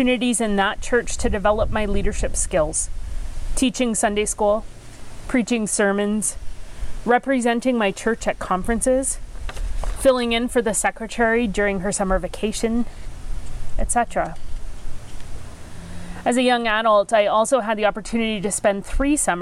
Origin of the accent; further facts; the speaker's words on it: Penetanguishene, Ontario, Canada; first language English; I grew up on Georgian Bay in the town of Penetang